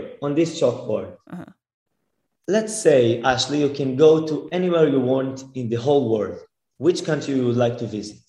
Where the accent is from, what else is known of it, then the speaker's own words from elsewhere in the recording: Israel; I'm from Israel. And I'm the youngest mentalist in the world